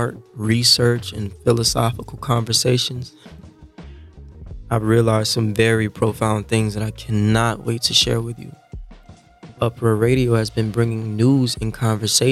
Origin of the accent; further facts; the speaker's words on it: Louisiana, United States; I'm from Louisiana